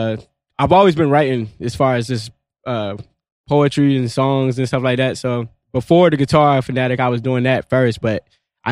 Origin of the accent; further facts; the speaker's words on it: Virginia Beach, Virginia, United States; I grew up out Virginia Beach, Lynn Haven